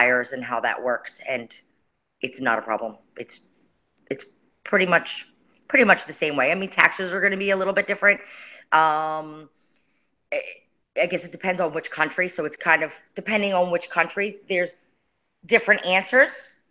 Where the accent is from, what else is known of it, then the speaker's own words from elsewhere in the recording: New York, United States; now in Orlando, United States; I'm originally from New York